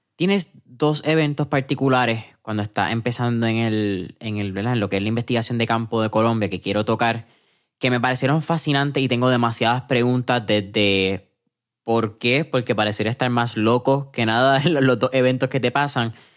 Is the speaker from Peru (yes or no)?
no; Puerto Rico; aquí en Puerto Rico